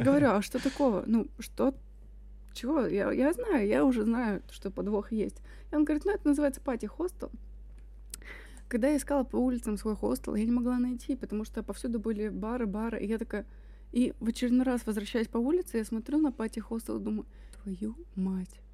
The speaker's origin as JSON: {"language": "Russian", "country": "Russia", "said": "Я из России"}